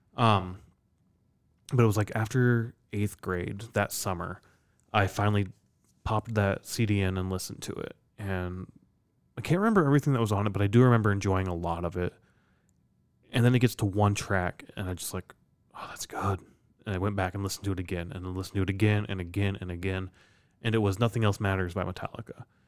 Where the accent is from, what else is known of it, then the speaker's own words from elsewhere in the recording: Iowa, United States; I'm from Iowa